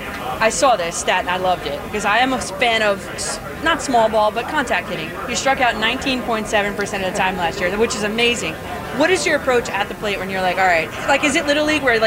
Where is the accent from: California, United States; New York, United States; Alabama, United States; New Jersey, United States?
New Jersey, United States; Bergen County; I'm from Jersey too. Bergen County though.